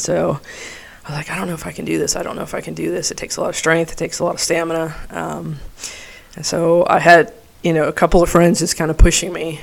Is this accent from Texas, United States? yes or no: yes; El Paso, Texas, United States; I grew up in El Paso, Texas